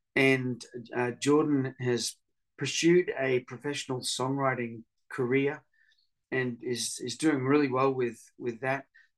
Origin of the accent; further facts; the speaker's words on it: Papua New Guinea; I grew up in Papua New Guinea, so I had a real love for indigenous people groups, and that's where my music has taken me over the years.